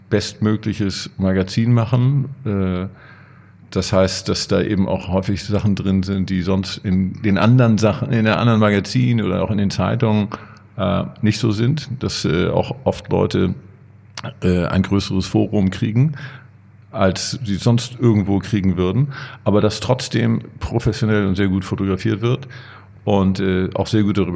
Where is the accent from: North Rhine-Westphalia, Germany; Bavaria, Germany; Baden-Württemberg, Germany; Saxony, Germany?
North Rhine-Westphalia, Germany; Cologne; born there; bin ja nun mal gebürtiger Kölner